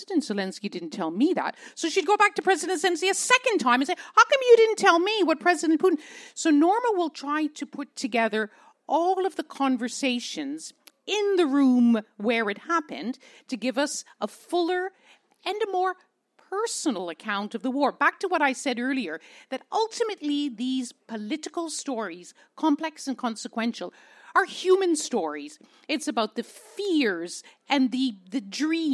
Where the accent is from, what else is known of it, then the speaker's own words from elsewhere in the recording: Canada; I'm a Canadian